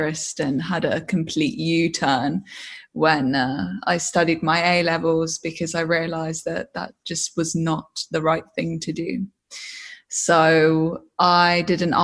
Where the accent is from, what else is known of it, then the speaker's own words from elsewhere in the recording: Hull, Yorkshire and the Humber, United Kingdom; also born or lived in Devon; I moved to Hull probably a year into two, 3 years old. And I spent most of my life in the East Riding of Yorkshire, which is the northeast of England